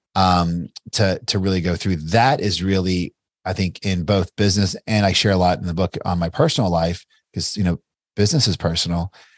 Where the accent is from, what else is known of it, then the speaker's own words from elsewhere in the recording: Bardstown, Kentucky, United States; I'm a small town kid from Bardstown, Kentucky